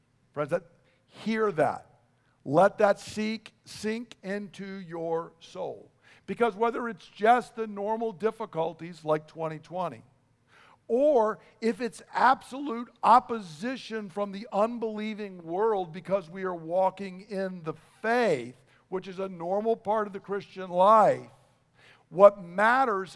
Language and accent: English; United States; I'm an American